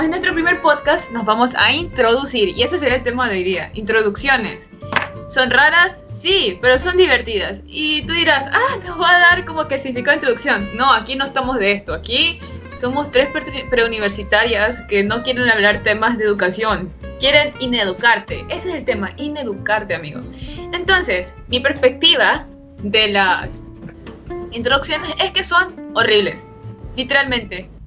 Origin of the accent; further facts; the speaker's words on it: Brazil; yo soy la prima de esta man y yo también, o sea, también {S0} soy de Brasil.